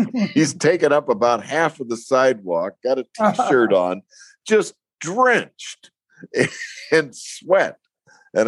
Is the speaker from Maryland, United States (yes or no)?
no; San Antonio, Texas, United States; moved away; I'm from San Antonio, Texas